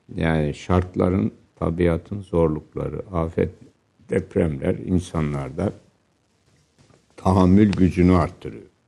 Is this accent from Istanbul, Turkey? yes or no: no; Refahiye, Erzincan, Turkey; moved away; Bizim köyümüz ve ilçe Refahiye Dumanlı Dağları'na yaslanmıştı.